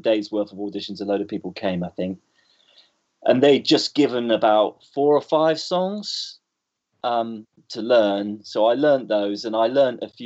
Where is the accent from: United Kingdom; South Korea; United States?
United Kingdom; Bournemouth, South West England; moved away as an adult; also born or lived in London; I grew up in Bournemouth.